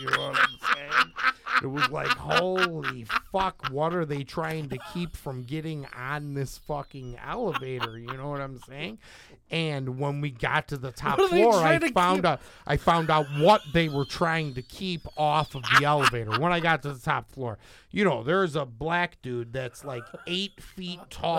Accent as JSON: {"language": "English", "town": "Dolton", "region": "Illinois", "country": "United States", "tie": "born or raised there", "said": "I grew up in Dalton, Illinois."}